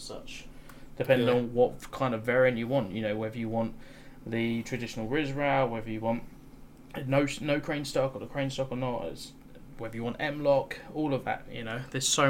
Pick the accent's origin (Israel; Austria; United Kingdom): United Kingdom; especially being a Brit